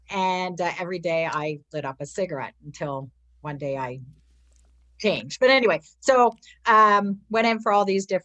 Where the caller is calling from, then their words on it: Ontario, Canada; I am from Ontario, Canada.